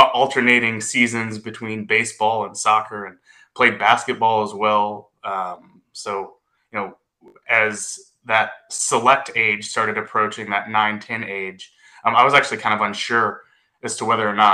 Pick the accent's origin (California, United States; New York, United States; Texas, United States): Texas, United States; Grapevine; I'm from Grapevine, Texas, grew up in Grapevine